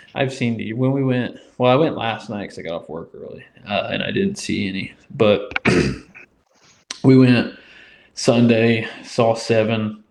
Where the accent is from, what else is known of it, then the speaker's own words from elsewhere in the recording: Indiana, United States; moved away as an adult; also born or lived in Peoria, Illinois; now in Louisiana, United States; I was born and raised in Indiana, spent 18 beautiful years there